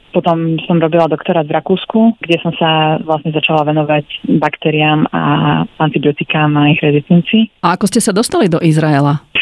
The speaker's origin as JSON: {"language": "Slovak", "town": "Bratislava", "region": "Bratislava Region", "country": "Slovakia", "also_born_or_lived": "London, United Kingdom / Austria", "moved": "as an adult", "lives_now": "Israel", "said": "pochádzam z Bratislavy."}